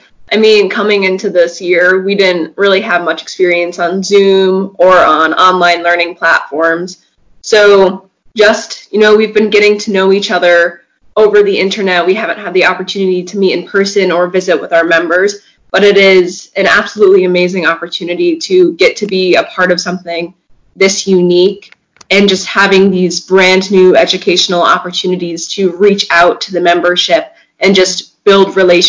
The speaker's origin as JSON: {"language": "English", "area": "near the Capital Region", "region": "New York", "country": "United States", "said": "I am serving as the New York State FFA secretary this year, and I am from Cobble-Silverstonville High School, which is right outside of the Capital Region."}